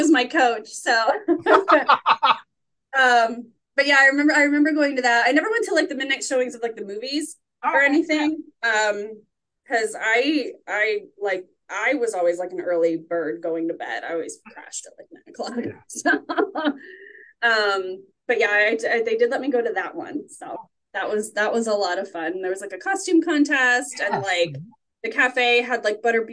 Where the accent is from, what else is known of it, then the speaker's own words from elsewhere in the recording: Warren, Ohio, United States; I grew up in Warren, Ohio